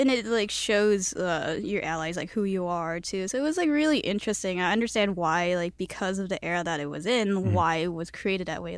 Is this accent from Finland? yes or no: no; Chicago, Illinois, United States; first language Cantonese; English is a second language; I was born in Chicago